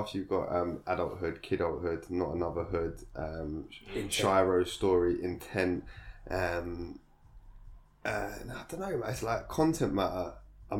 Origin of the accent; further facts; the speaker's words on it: London, United Kingdom; I grew up in Angel Islet